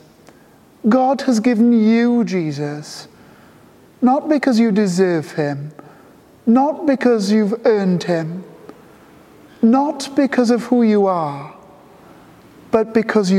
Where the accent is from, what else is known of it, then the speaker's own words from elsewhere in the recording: Pontefract, Yorkshire and the Humber, United Kingdom; I was brought up in Ponte de Leis, and one of our Christmas traditions as a kid was going to Ponte de Leis Garden Centre